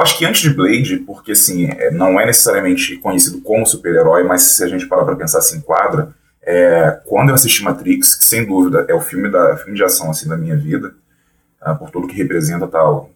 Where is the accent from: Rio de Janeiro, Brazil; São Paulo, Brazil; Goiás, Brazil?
Rio de Janeiro, Brazil; Sou do Rio de Janeiro, é, sou designer